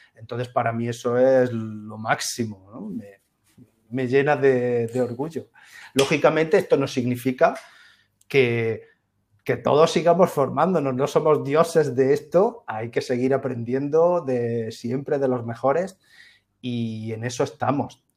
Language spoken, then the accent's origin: Spanish; Úbeda, Andalusia, Spain; soy de Úbeda, soy una ciudad de provincias maravillosa, fantástica, es mi ciudad para siempre.